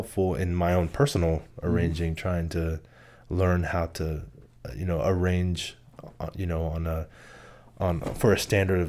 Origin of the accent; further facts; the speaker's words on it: Tampa, Florida, United States; moved away as an adult; now in Nashville, United States; I am from Tampa, Florida, mm-hmm. and grew up there until I was 18. Came up to Nashville for a year and went to Welch College.